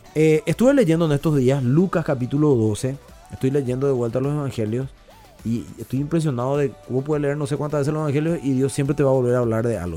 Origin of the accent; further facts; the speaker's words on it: Paraguay; la idiosincrasia nuestra como paraguayo